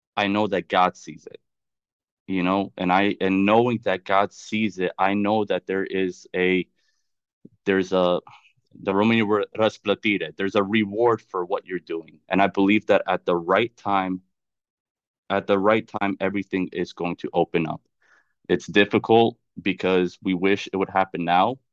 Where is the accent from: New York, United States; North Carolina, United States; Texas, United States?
North Carolina, United States; Charlotte; moved away as an adult; also born or lived in Chicago / Washington; now in Florida, United States; I was born in Chicago, but I can say I was raised, grew up in, and, uh, and raised in North Carolina, in Charlotte